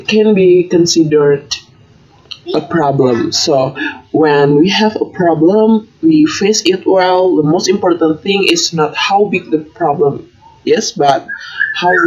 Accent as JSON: {"language": "English", "town": "Semarang", "region": "Central Java", "country": "Indonesia", "also_born_or_lived": "Bandung", "moved": "as an adult", "said": "I was originally from Semarang"}